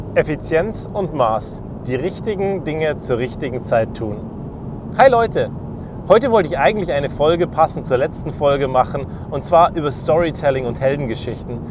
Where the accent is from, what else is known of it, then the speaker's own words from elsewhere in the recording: Germany; Als Deutsche